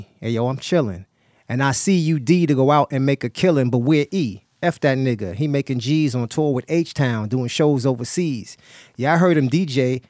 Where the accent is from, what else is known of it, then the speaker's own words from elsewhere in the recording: New York City, New York, United States; I was from Brownsville